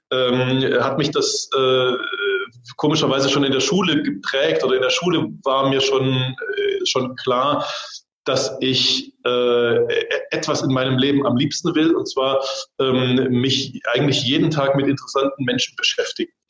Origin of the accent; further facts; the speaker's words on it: East Germany, Germany; ich komme aus dem Osten.